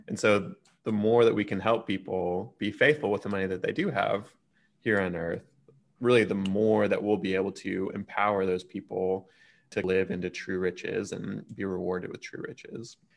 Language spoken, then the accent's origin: English; Texas, United States; as a Texan